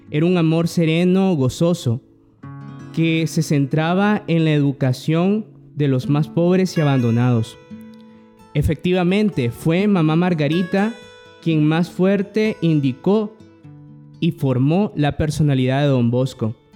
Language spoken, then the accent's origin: Spanish; Nicaragua; soy hermano salesiano y como bien acaban de decir, soy nicaragüense.